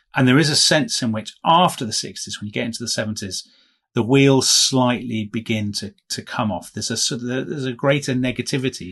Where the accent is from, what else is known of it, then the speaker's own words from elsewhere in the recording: United Kingdom; as a British visitor to California